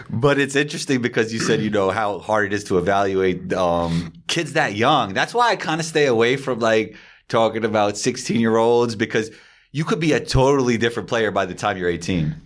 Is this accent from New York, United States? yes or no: yes; New York, United States; growing up in New York